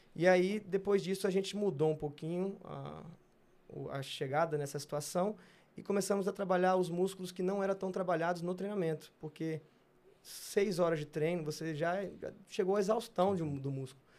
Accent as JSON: {"language": "Portuguese", "town": "Brasília", "region": "Federal District", "country": "Brazil", "also_born_or_lived": "Rio de Janeiro", "moved": "as an adult", "said": "de Brasília foi eu e Hugo durante muito tempo, é, quatro Olimpíadas, saindo do mesma escola"}